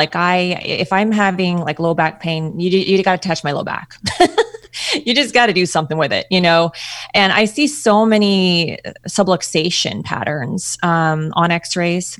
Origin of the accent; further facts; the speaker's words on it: Ontario, Canada; moved away; I'm from Canada, Ontario, Canada